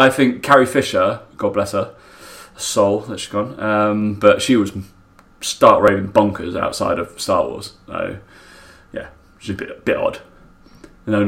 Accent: Essex, East of England, United Kingdom; I'm from Essex, as you can tell from my accent.

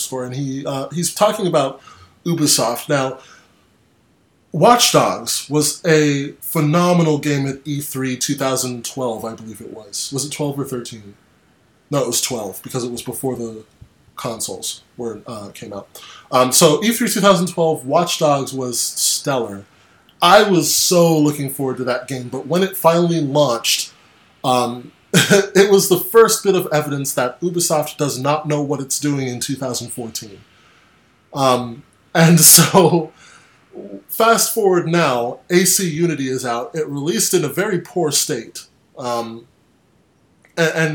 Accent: United States; I'm from the States

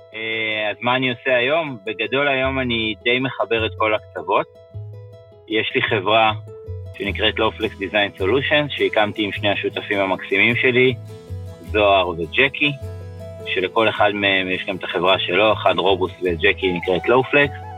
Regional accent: Ra'anana, Central District, Israel; also born or lived in Tel Aviv; now in Givatayim, Israel; אני יליד רעננה

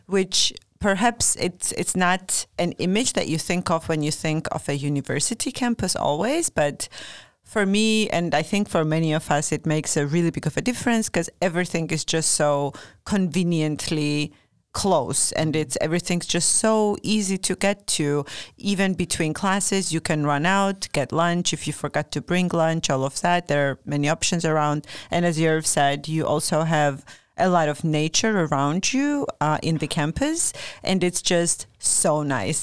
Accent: Georgia; now in Norrköping, Sweden; I'm from Georgia

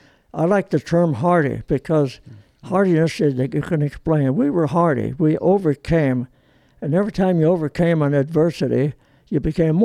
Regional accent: Long Beach, California, United States; first language Italian; English is a second language; also born or lived in Olean, New York; we're living in Long Beach.

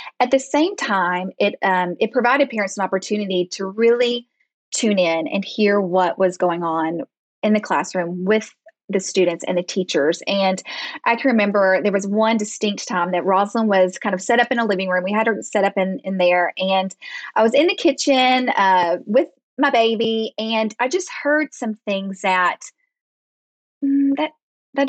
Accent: Arkansas, United States; also born or lived in Dallas, Texas / Fayetteville, Arkansas; We are from Arkansas. I was born and raised here

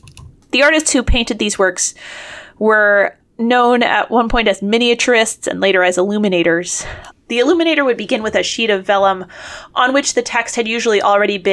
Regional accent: United States; we're American

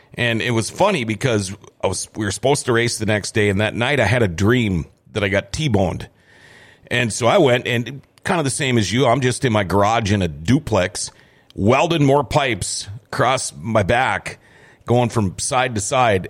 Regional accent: Thief River Falls, Minnesota, United States; I was growing up in Thief River Falls.

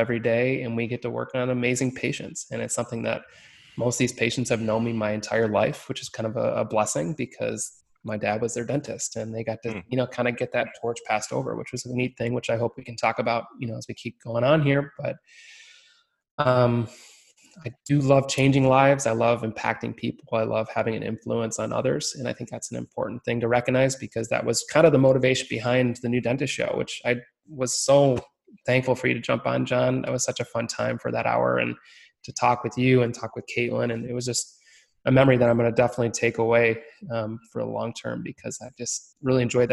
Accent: Michigan, United States; I'm born and raised in Michigan, have not left this great state

